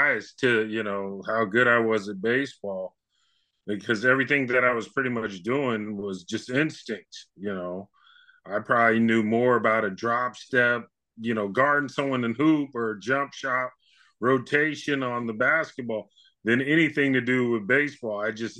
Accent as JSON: {"language": "English", "town": "Novato", "region": "California", "country": "United States"}